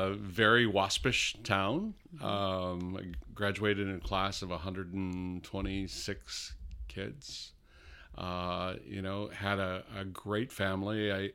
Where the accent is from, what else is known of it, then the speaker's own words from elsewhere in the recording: New York, United States; born there; Born in Western New York, south of Buffalo. Upstate New York.